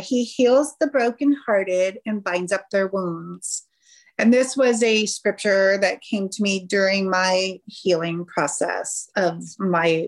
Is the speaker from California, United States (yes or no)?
yes; California, United States; moved away as an adult; now in Kansas City area, United States; I am originally from California